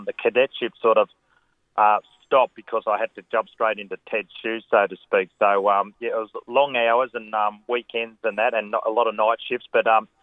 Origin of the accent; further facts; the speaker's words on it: Wagga Wagga, New South Wales, Australia; I've always lived in Wagga. I grew up in Wagga and went to school here